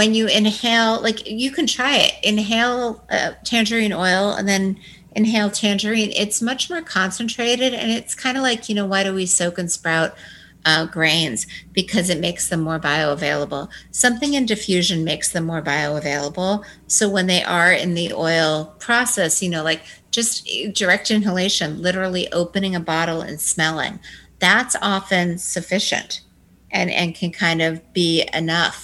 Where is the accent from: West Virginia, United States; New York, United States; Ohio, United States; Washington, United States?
Washington, United States; moved away as an adult; also born or lived in Manhattan; I grew up in Washington State